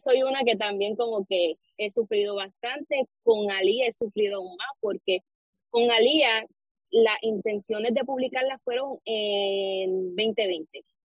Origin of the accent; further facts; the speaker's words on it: Arecibo, Puerto Rico; soy de aquí de Puerto Rico, de Arecibo.